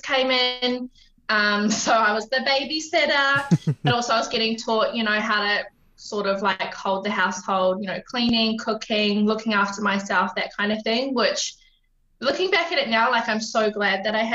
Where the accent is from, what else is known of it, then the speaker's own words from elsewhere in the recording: Wellington, New Zealand; moved away as an adult; also born or lived in Christchurch, New Zealand; now in Brisbane, Australia; So I grew up in Wellington, New Zealand. I was originally born in Christchurch, but moved when my parents split up when I was about three.